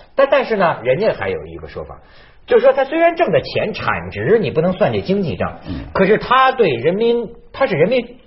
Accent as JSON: {"language": "Chinese", "town": "Shijiazhuang", "region": "Hebei", "country": "China", "tie": "born or raised there", "moved": "yes", "said": "这出在我们石家庄，我老家"}